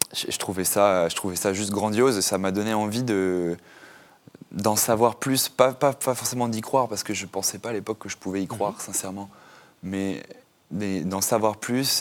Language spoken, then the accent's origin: French; Normandy, France; j'ai grandi en France, en Normandie